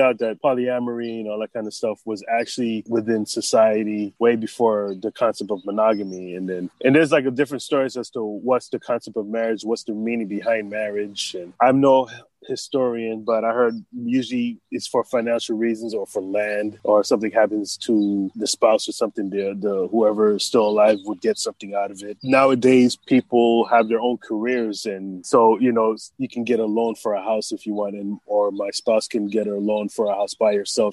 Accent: White Plains, New York, United States; moved away as an adult; also born or lived in Los Angeles, California / Hawaii; now in Hilo, United States; I was born and raised in White Plains, New York.

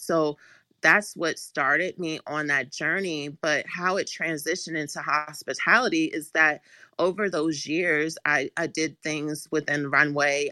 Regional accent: Washington, District of Columbia, United States; I actually am born and raised in Washington, D C, like, actually in D C, um, by Howard University, so I am a true Washingtonian.

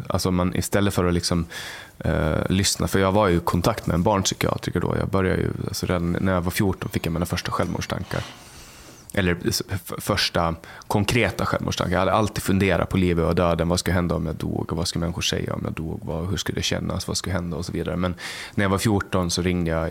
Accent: Mariehamn, Åland Islands; där jag, i Mariehamn och Övernäs så var vi en, det var en ganska stor skola

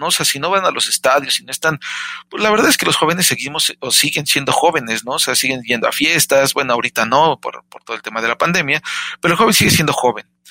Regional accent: Mexico; Yo soy mexicano

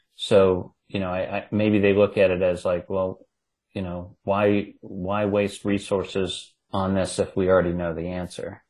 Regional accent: Ohio, United States; accent: Ohio; my Ohio accent

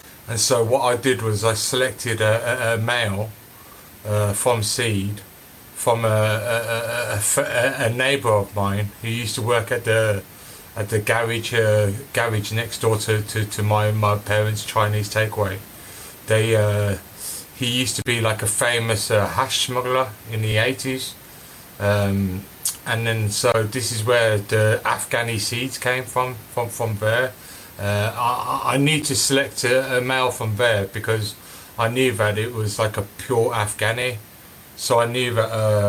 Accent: Birmingham, West Midlands, United Kingdom; I was obviously born and raised in Birmingham

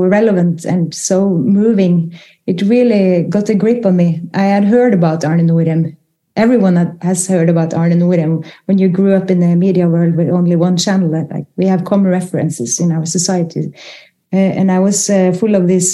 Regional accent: Norway; growing up in Norway in the 70s

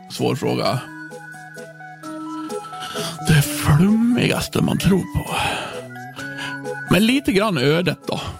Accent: Björbo, Dalarna County, Sweden; Jag är bott på alltså jag är född på Virs, i Björbo.

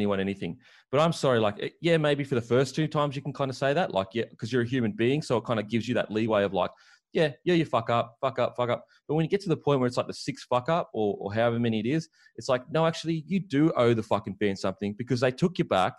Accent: Australia; I'm Aussie too

